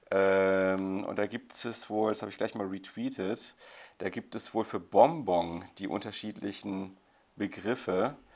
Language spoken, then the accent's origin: German; Baden-Württemberg, Germany; Zuckerle, ich gebe es zu, ich bin Schwabe.